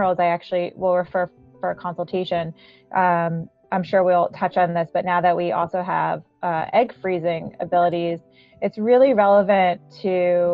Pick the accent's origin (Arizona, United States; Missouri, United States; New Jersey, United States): New Jersey, United States; moved away as an adult; also born or lived in Ithaca / New York City; I grew up in Jersey